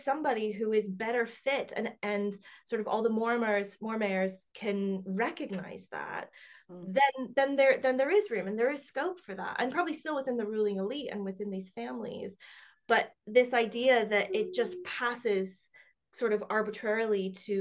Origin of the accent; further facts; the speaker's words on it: United States; now in England, United Kingdom; I'm an American